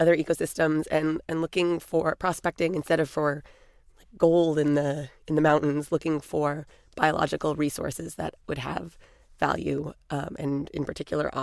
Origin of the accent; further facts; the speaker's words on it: California, United States; I grew up in California, spent a lot of summers growing up camping up and down the California and Oregon coast